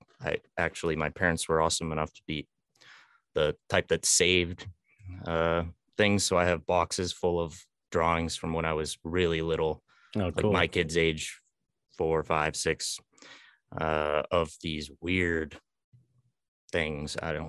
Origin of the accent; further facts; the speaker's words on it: North Berwick, Maine, United States; Which is actually my hometown.